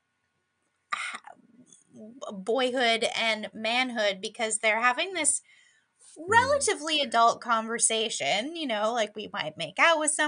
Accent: United States; now in Canada; as an American

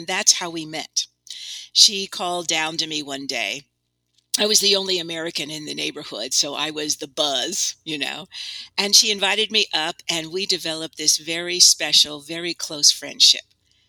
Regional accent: Italy; Well, I had a wonderful childhood. I grew up in Italy. And that is where I got interested in storytelling.

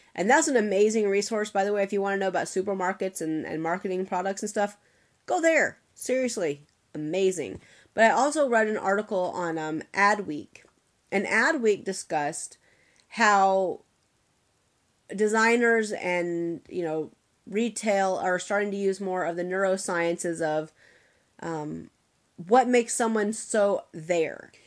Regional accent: Atlanta, Georgia, United States; I'm born and raised in Atlanta

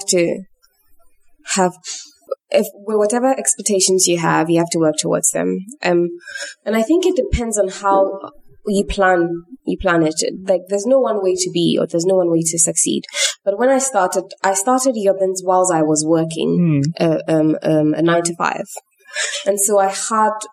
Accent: Ghana; I live in Ghana. People resonate with what I do as a Ghanaian

